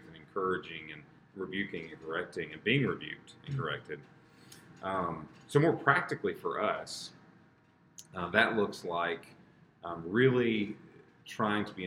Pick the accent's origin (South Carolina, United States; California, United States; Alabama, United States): South Carolina, United States; also born or lived in Virginia / Charlotte, North Carolina; I was born in North Carolina and grew up mostly in South Carolina